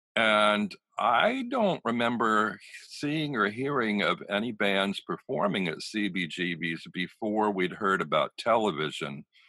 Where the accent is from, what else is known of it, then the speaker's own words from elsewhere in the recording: Pennsylvania, United States; moved away as an adult; also born or lived in Dayton, Ohio / New York; I'm gay and I grew up in Pennsylvania where there was no gay visibility